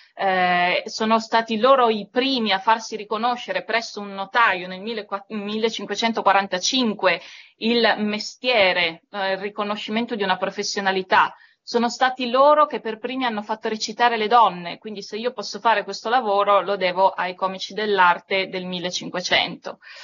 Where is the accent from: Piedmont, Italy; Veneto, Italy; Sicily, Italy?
Piedmont, Italy; Turin; sono cresciuta a Torino